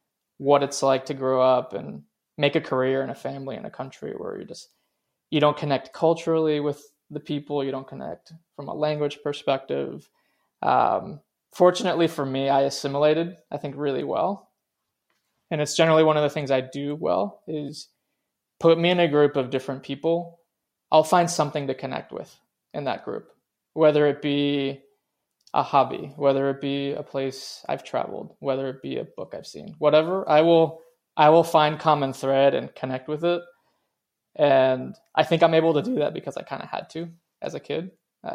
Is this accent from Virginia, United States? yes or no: yes; Reston, Virginia, United States; English is a second language; also born or lived in Venezuela; I grew up in Reston, Virginia, which is about 30 minutes from the city